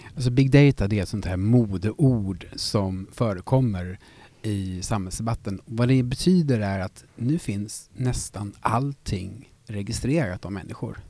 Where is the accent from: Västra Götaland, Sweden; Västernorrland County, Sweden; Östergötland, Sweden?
Västra Götaland, Sweden; Gothenburg; som göteborgare